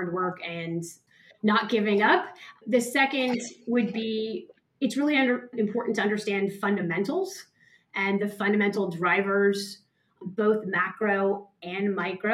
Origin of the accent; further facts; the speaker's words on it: San Francisco Bay Area, California, United States; moved away as an adult; also born or lived in New York; now in Sydney, Australia; growing up in Silicon Valley